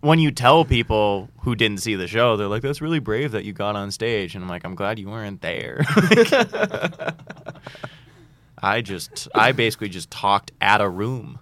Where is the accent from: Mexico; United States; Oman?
United States; Boston, Massachusetts; I grew up in Boston